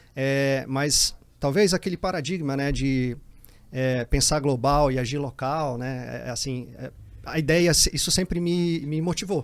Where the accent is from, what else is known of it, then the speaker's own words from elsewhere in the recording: Teresina, Piauí, Brazil; moved away as an adult; also born or lived in Jerumenha, Piauí; now in Brasília, Brazil; cresci, cresci em Teresina, né? Até os 23 anos